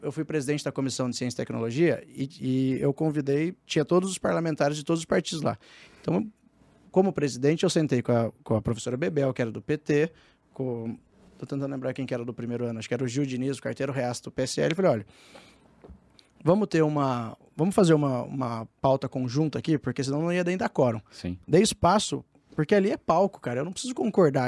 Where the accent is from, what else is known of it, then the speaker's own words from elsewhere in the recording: Taubaté, São Paulo, Brazil; eu sou do Vale do Paraíba, lá de Taubaté